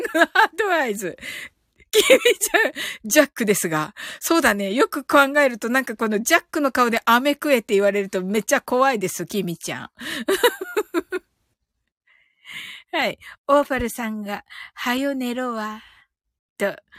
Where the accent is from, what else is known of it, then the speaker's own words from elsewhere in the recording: Kyushu, Japan; 一人だけ九州人でね、私がね